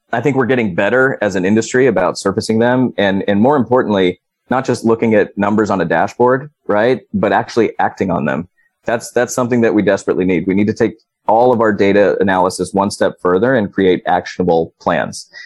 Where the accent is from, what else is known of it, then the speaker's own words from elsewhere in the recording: California, United States; my home state of California